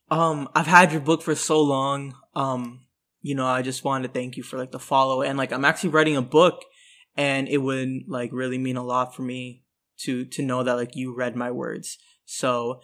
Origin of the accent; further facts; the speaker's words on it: New York City, New York, United States; I am from New York City.